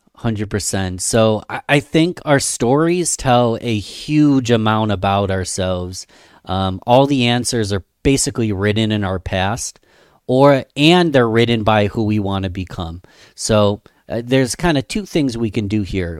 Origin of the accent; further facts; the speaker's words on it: Rochester, New York, United States; small business owners in my hometown